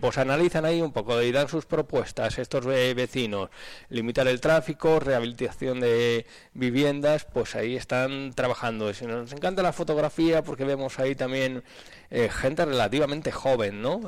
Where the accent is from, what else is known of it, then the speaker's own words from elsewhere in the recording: Aranda de Duero, Castile and León, Spain; mismamente vengo de la Aranda